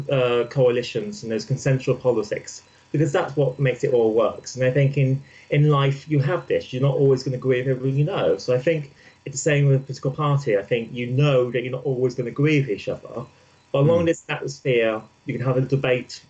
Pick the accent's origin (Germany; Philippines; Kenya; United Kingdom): United Kingdom; Midlands; I'm not from London, I'm actually from the Midlands